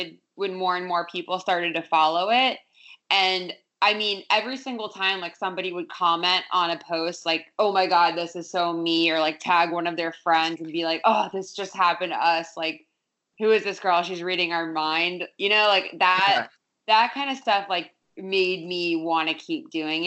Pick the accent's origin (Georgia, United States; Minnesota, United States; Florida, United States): Florida, United States; South; moved away; I grew up in South Florida, beach town.